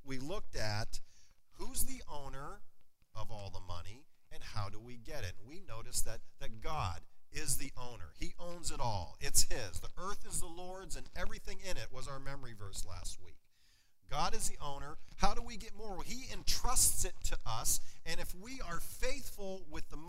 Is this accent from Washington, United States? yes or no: no; Wattsburg, Pennsylvania, United States; my hometown. Anybody ever been to or heard of Wattsburg, Pennsylvania before?